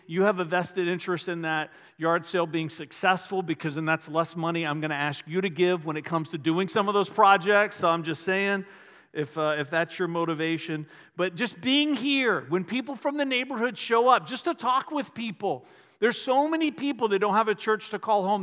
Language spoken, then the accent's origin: English; Varina, Virginia, United States; I grew up in the Episcopal Church when I was little in a little town called Verina in Henrico County, just outside of Richmond